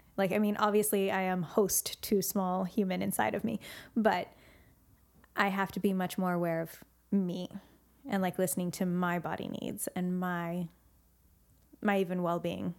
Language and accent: English; Santa Cruz, California, United States; I loved growing up in Santa Cruz